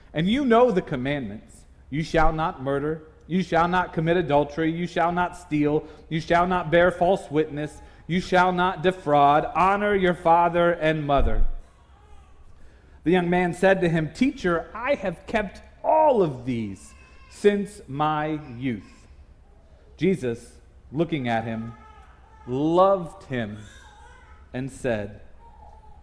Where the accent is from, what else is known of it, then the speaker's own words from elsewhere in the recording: Indiana, United States; moved away as an adult; I grew up in Indiana, so we didn't have Price Chopper or Hy-Vee growing up